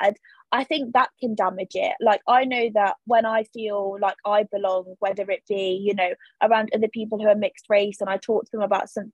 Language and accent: English; United Kingdom; the country that I'm born in, or, you know, the place where I was born